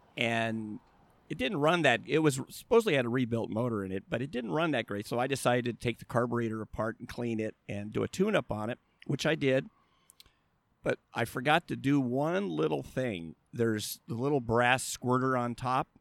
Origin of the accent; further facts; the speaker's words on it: La Habra, California, United States; I grew up in La Habra, which is about twenty miles from here